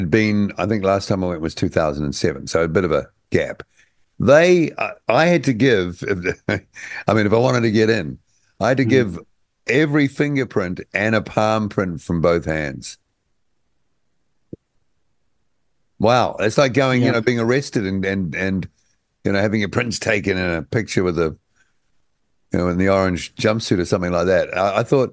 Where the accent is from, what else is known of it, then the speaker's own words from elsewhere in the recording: New Zealand; as a Kiwi returning